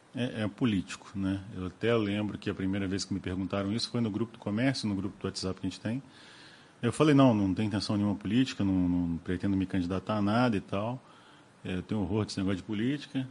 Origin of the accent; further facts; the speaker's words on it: Rio de Janeiro, Brazil; moved away as an adult; now in Cataguases, Brazil; eu era criança quando saí do Rio